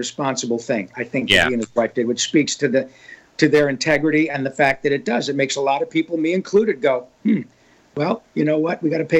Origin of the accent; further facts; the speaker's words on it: Grand Blanc, Michigan, United States; moved away; That's my old home. I went to high school in Grand Blanc.